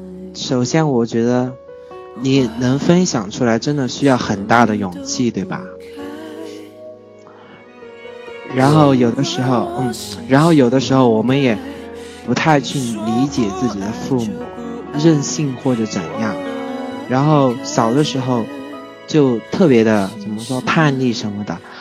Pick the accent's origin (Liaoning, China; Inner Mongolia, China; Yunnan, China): Yunnan, China; 我作为云南人，